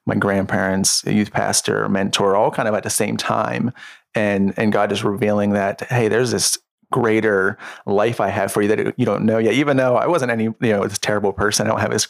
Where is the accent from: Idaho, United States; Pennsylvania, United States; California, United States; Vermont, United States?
Pennsylvania, United States; Avella; also born or lived in Washington, Pennsylvania; I grew up in Avella, PA until I was 13, which is a super small town outside of Washington, and then moved into Washington when I was 13